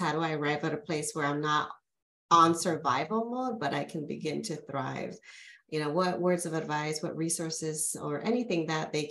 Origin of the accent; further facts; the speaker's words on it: California, United States; I'm originally from California